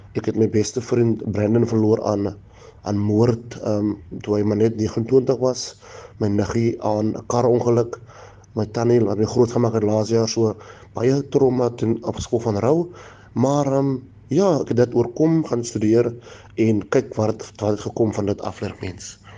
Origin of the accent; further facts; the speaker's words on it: Franschhoek, Western Cape, South Africa; Ek is gebore in Franshoek op 'n plaas Matonik Salshore in 1986 My pa was 'n plaasarbeider, my ma was 'n kelnerin. Destyds, ons het arm groot geraak in 'n plaashuisie